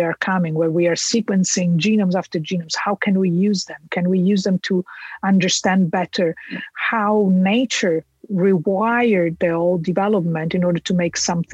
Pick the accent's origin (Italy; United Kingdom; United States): Italy; moved away as an adult; I come from Italy, I did my PhD in Italy